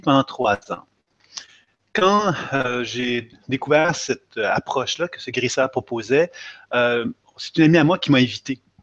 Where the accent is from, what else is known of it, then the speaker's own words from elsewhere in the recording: Quebec, Canada; Je viens effectivement du Québec.